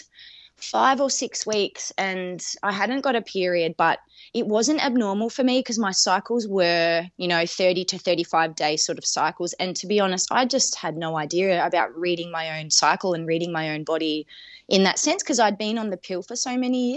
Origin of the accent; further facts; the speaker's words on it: Melbourne, Victoria, Australia; moved away as an adult; now in Adelaide, Australia; I'm originally from Melbourne, however, I moved over here in between the 2 years of the harsh Melbourne